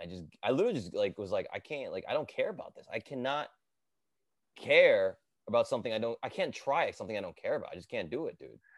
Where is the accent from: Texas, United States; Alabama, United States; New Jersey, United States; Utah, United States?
New Jersey, United States; Edison; I grew up in Jersey, bro. I grew up in Edison